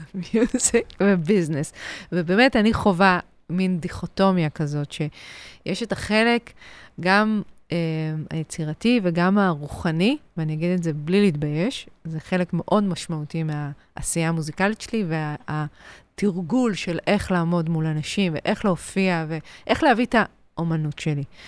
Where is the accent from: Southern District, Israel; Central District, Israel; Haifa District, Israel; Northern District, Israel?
Central District, Israel; Ramot HaShavim; גדלתי ברמות השבים, ליד הוד השרון, גם גדלתי בהוד השרון